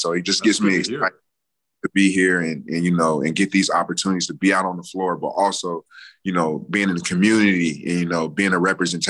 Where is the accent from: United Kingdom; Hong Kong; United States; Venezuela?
United States; North Chicago, Illinois; We moved over to the U.S. in 99. My dad was stationed outside of Chicago at the Great Lakes Base. So I grew up in North Chicago.